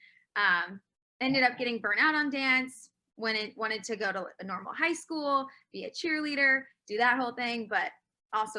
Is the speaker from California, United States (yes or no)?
no; Jacksonville, Florida, United States; Born and raised in Jacksonville, Florida.